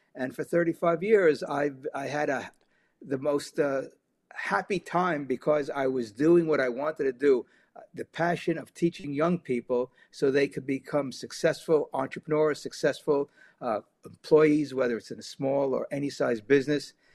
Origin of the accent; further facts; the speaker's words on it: New York City, New York, United States; also born or lived in Germany; growing up in New York City in the fifties and sixties, going through the New York City public schools